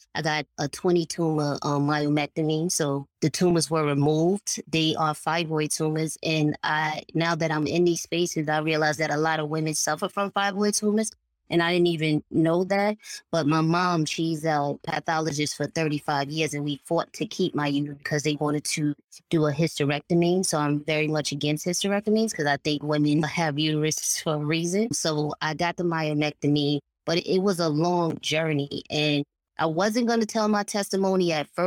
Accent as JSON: {"language": "English", "town": "New York City", "region": "New York", "country": "United States", "said": "I'm from Harlem, New York."}